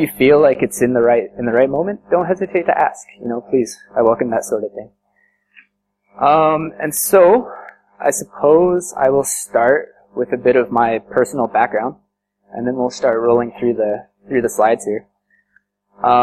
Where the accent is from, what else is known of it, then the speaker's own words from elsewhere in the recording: Colorado, United States; moved away as an adult; now in India; I'm from the States and from Colorado.